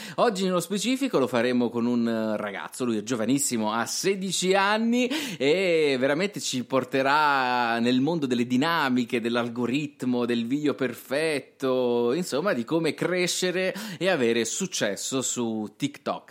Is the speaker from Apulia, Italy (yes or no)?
yes; Apulia, Italy; accent: Apulian; a me si sente il pugliese, cioè ci sta, siamo, siamo insomma del sud